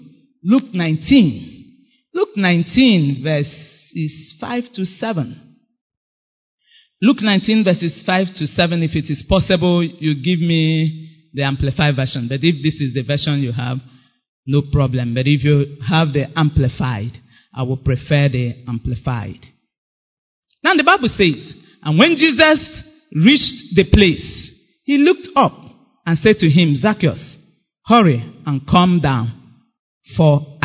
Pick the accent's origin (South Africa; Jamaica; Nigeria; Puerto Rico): Nigeria; Item, Abia; now in Enugu, Nigeria; I came from Item.